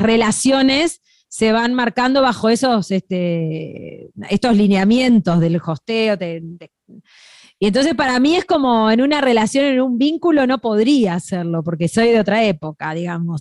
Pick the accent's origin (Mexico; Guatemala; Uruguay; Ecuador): Uruguay; Nosotros los uruguayos